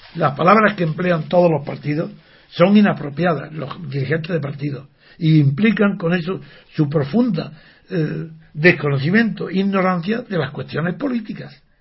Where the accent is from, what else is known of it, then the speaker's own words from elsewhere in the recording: Órgiva, Andalusia, Spain; ser de Órgiva o ser de la Alpujarra, como yo soy